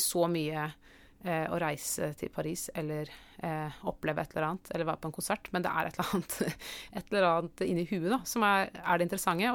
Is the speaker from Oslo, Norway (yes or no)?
yes; Oslo, Norway; jeg vokste opp i Oslo